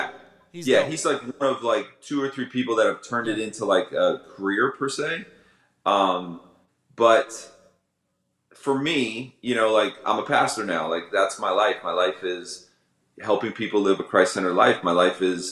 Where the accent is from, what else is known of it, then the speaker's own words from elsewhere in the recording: Tampa, Florida, United States; now in Cape Coral, United States; I'm live in Cape Coral, but I come from Ybor City. Yeah, that's the 813